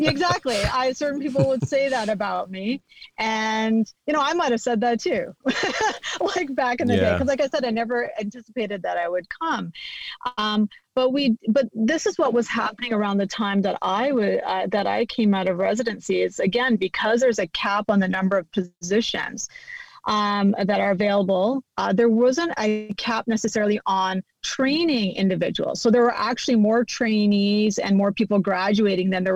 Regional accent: Canada; moved away as an adult; now in California, United States; we're from Canada

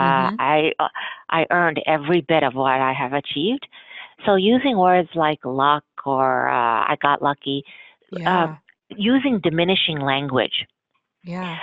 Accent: United States; my parents immigrated from India and I'm a first generation American

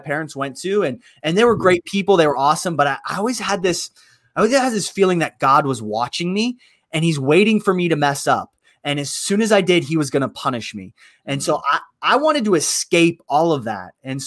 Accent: Youngstown, Ohio, United States; I am from Youngstown, Ohio. It's a little south of Cleveland

